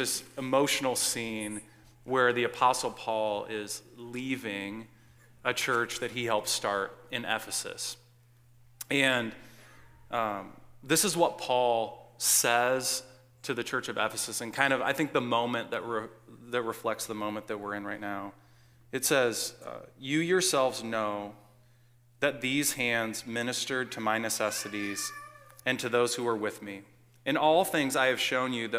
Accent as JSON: {"language": "English", "town": "West Lafayette", "region": "Indiana", "country": "United States", "tie": "born or raised there", "moved": "yes", "said": "my hometown of West Lafayette"}